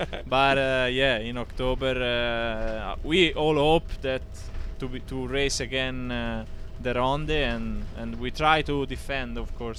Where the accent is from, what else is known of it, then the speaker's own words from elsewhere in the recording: Tuscany, Italy; English is a second language; I come from Tuscany